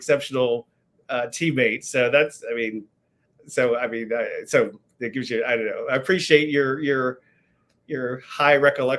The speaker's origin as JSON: {"language": "English", "town": "Richmond", "region": "Virginia", "country": "United States", "tie": "born or raised there", "moved": "as an adult", "said": "I was born and raised in Richmond."}